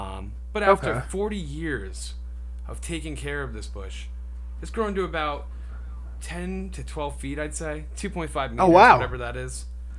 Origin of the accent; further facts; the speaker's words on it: United States; I'm American.